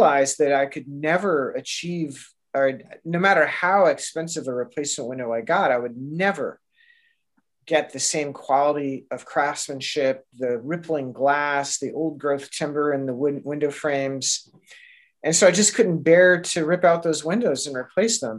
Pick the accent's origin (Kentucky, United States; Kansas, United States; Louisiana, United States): Kentucky, United States; moved away as an adult; also born or lived in Pittsburgh, Pennsylvania; now in Portland, United States; I grew up in Kentucky, but I moved out here to Portland, Oregon about 24 years ago